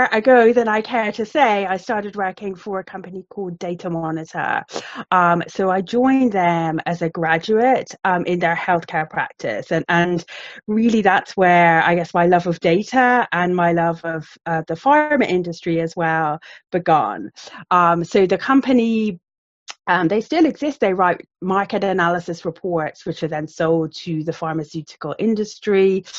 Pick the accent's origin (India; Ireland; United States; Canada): Ireland; now in United Kingdom; you probably can't tell from the accent, but I'm actually Irish, but been living in the UK for about 25 years.